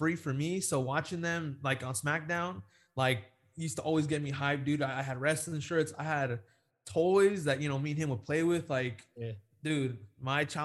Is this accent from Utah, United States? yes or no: no; Chula Vista, California, United States; I'm from San Diego, so 619. Born in Chula Vista, where he's from.